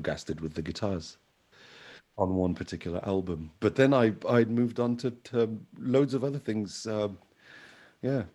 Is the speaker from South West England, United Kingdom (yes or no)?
no; London, United Kingdom; also born or lived in Algeria; I'm originally from Algeria. I was born there. So, but I grew up in London. From I think I was 4 years old when I got to London in the 80s.